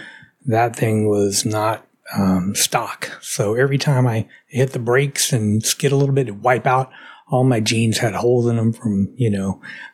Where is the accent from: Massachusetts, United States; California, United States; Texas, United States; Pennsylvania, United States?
Texas, United States; Dallas; also born or lived in Houston; I was born and raised in Dallas, Texas.